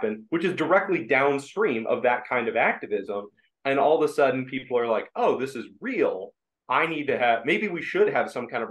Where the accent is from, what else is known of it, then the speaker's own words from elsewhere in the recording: Ohio, United States; I'm from Ohio, went to the Ohio State University